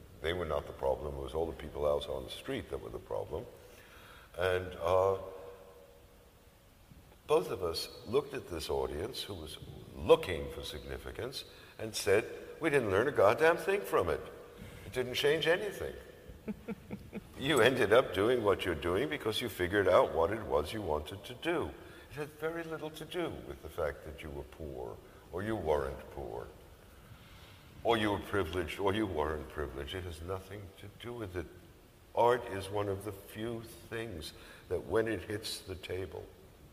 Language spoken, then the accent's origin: English; New York City, New York, United States; where I grew up in the South Bronx